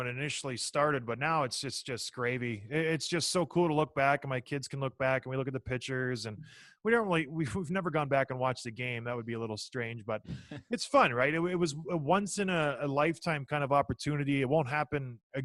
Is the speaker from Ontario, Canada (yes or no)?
yes; St. Catharines, Ontario, Canada; I grew up in St. Catharines, Ontario, so just down the road from Toronto